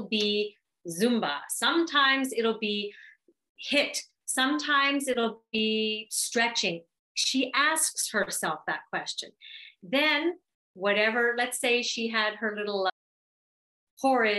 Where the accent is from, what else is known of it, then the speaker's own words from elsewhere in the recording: Canada; I'm Canadian.